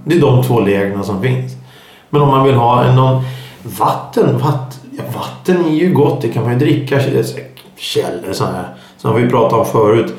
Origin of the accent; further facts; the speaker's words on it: Stockholm, Stockholm County, Sweden; accent: stockholmska; många säger att jag pratar stockholmska